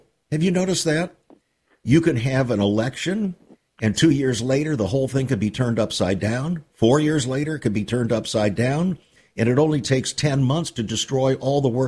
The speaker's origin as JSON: {"language": "English", "country": "United States", "said": "as Americans, even as American Christians"}